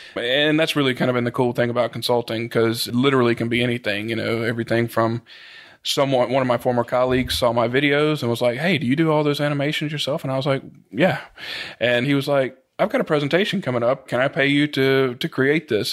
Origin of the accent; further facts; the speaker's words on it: Collinsville, Mississippi, United States; It's a small town around Meridian, Mississippi, called Collinsville.